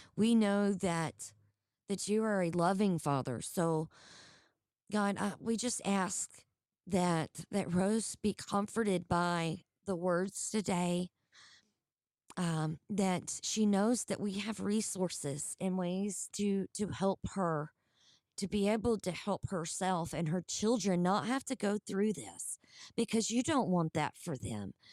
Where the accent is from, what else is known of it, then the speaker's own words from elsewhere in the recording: Georgia, United States; I'm actually from Georgia